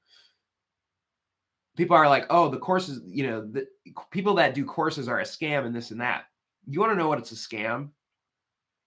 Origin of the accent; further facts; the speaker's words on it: Midwest, United States; moved away as an adult; also born or lived in Winona, Minnesota; now in Oregon, United States; Was born and raised in the Midwest